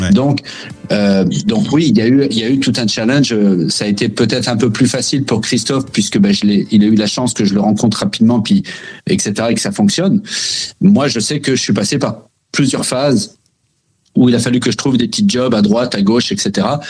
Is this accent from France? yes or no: yes; France; moved away as an adult; also born or lived in Quebec; now in Canada; en tant que Français